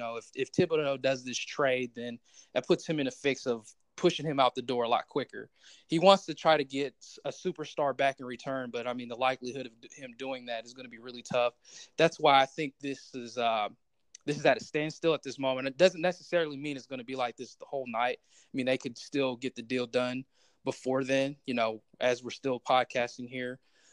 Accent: Ohio, United States; Being an Ohio person, I'm not actually a Cleveland fan

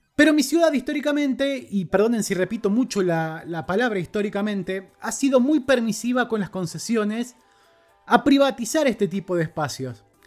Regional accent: Argentina; Como sociedad argentina hemos estado criticando y reprochando esto durante gran parte de este año

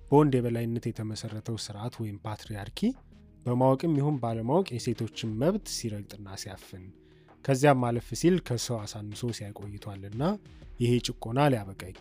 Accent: Ethiopia; now in outside Ethiopia; ተወልጅ ያደግኩት ከተማ ነው። ከተማ መወለዴ ደግሞ ዘመናዊ ትምህርት እንድማር እድል የፈጠረልኝ አሁን ላይ ከኢትዮጵያ ውጭ የምኖር

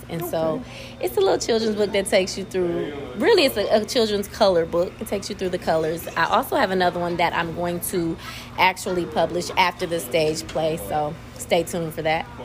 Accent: Peoria, Illinois, United States; moved away as an adult; now in Greenville, United States; I'm originally from Peoria, Illinois

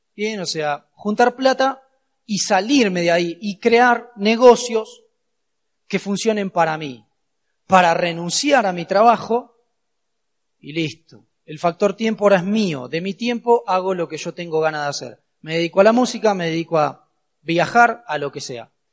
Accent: Argentina; soy de Argentina, claramente, no puedo esquivar el acento

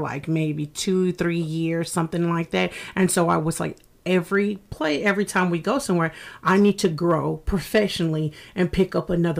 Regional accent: Fayetteville, North Carolina, United States; moved away as an adult; now in Savannah, United States; I'm from Fayetteville, North Carolina.

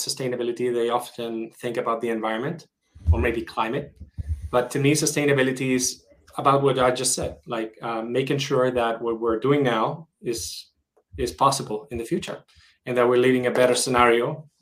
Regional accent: Madrid, Community of Madrid, Spain; moved away as an adult; also born or lived in San Francisco; And I'm originally Spanish. I was born in Madrid, and after living in many countries, I've decided to move back to Madrid.

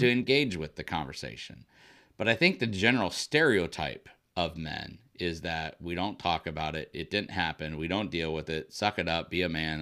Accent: Illinois, United States; moved away as an adult; also born or lived in Indiana / New Mexico; I grew up in the Midwest in, in Illinois

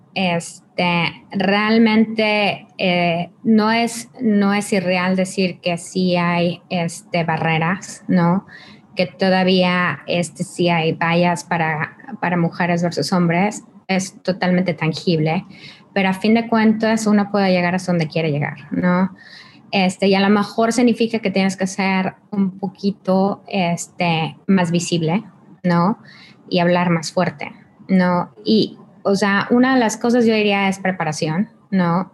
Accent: Mexico; yo soy mexicana

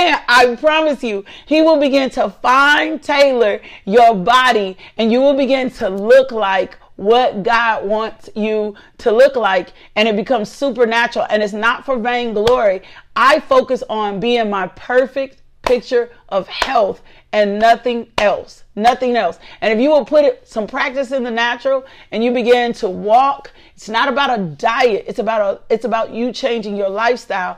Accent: Little Rock, Arkansas, United States; I am from Little Rock

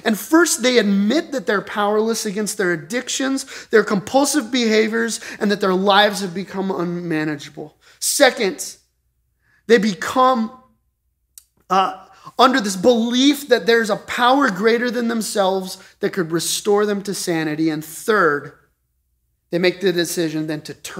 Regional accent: Colorado Springs, Colorado, United States; I grew up in Colorado Springs

